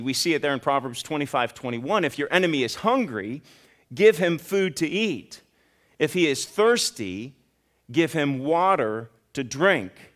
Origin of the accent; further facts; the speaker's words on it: Ohio, United States; now in Kentucky, United States; I'm from Ohio